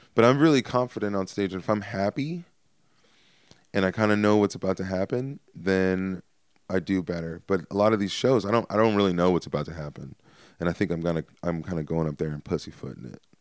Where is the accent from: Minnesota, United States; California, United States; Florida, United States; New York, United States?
California, United States; Stockton; I'm from Stockton